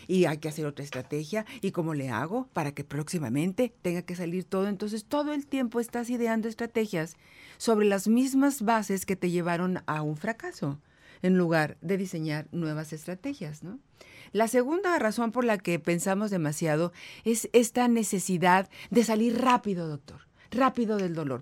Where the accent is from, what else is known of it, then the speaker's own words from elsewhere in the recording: northern Mexico, Mexico; soy norteña también